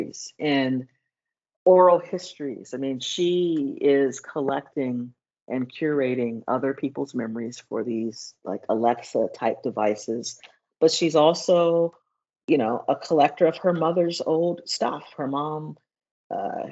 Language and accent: English; Los Angeles, California, United States; growing up in Los Angeles in the 70s and 80s, it was a violent time.